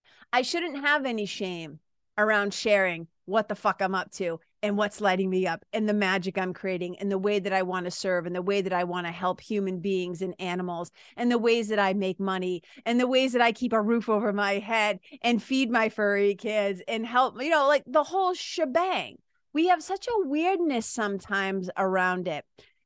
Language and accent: English; Lawrence, Massachusetts, United States; Like, I come from Lawrence, Massachusetts, Boston, Massachusetts, right?